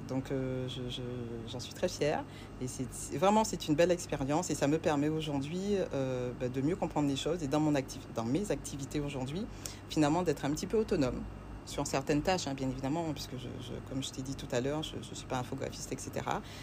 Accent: La Désirade, Guadeloupe; Je suis originaire de l'île de la Dizirade, euh, qui fait donc partie, euh, de l'archipel Guadeloupe

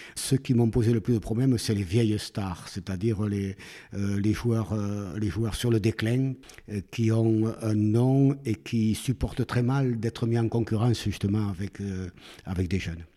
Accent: Mirande, Occitania, France; also born or lived in Miramont-d'Astarac / Montauban; Je suis un vrai Gersois

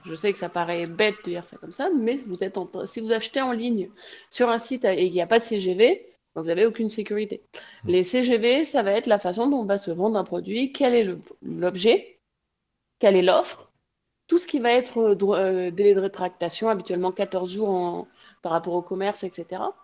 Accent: Provence-Alpes-Côte d'Azur, France; now in Toulouse, France; Je suis de la Côte d'Azur également, mais j'habite Toulouse

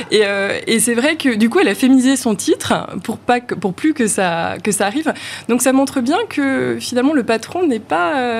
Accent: Lyon, Auvergne-Rhône-Alpes, France; Alors moi, je suis franco-britannique, j'ai grandi à Lyon

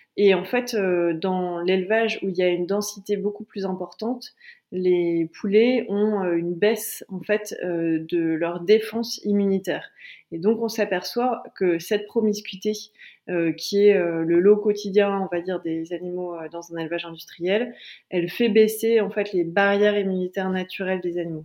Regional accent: Calais, Hauts-de-France, France; je viens de Calais

